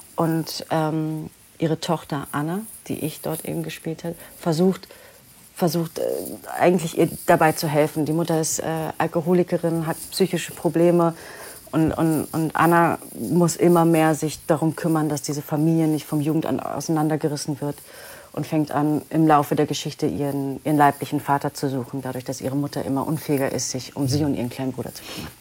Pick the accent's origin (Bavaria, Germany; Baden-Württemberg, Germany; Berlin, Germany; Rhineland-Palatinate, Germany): Berlin, Germany; also born or lived in New Zealand; Ich bin, genau, geboren und aufgewachsen in Berlin.